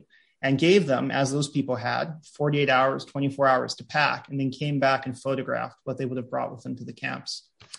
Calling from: New York City, New York, United States; I'm calling in from New York City, so I want to acknowledge that where I am right now in New York is unceded ancestral land of the Lenape people

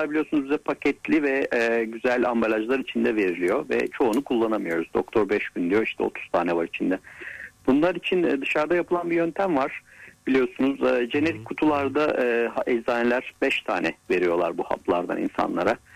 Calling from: İzmir, Turkey

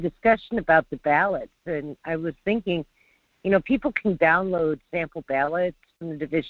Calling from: North Pole, Alaska, United States; Hi, this is … from North Pole. How are you today?

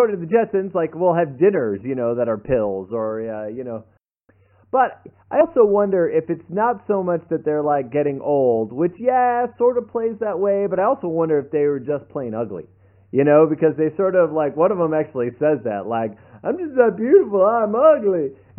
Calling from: Austin, Texas, United States; I'm calling from Austin

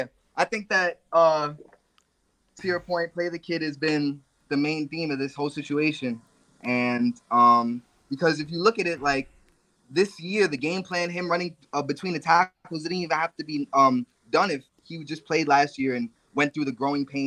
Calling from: Bronx, New York, United States; Yo, is the person after me from the Bronx, too?

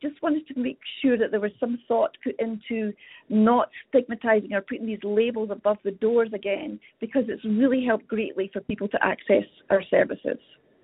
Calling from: Calgary, Alberta, Canada; I'm a registered nurse within Alberta. I'm calling from Calgary here.

